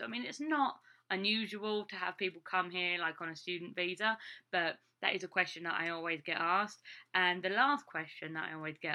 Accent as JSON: {"language": "English", "area": "Essex", "region": "East of England", "country": "United Kingdom", "tie": "born or raised there", "moved": "as an adult", "lives_now": "Iowa, United States", "said": "I'm from Essex, you find the people haven't heard of Essex at all. So if I just say, oh, I'm just outside of London, which is true, it's like I'm like a 45-minute train ride away from London. So, I mean, it is very close to where I grew up"}